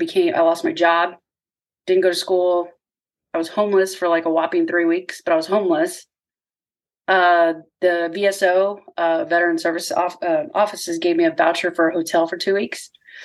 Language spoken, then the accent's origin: English; Corpus Christi, Texas, United States; I grew up in Corpus Christi, Texas